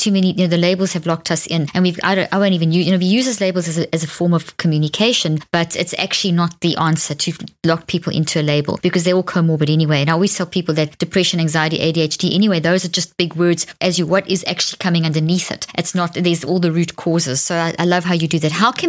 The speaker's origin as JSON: {"language": "English", "country": "South Africa", "accent": "South African", "moved": "yes", "lives_now": "United States", "said": "I'm from South Africa, but I live in the States."}